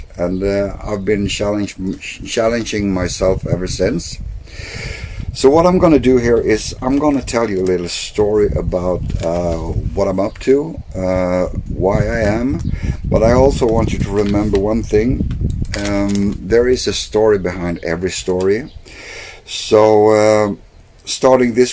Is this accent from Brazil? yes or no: no; Sweden; first language Swedish; English is a second language; it's not my native language